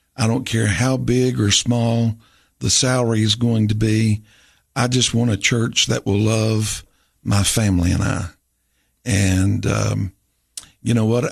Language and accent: English; Rome, Tennessee, United States; also born or lived in Carthage, Tennessee; I grew up in Rome Baptist Church in Rome, Tennessee